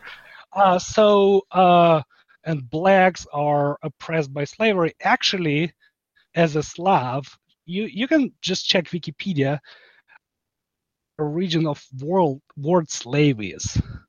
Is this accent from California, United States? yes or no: no; Seattle, Washington, United States; now in Ukraine; By the way, I'm from Seattle area.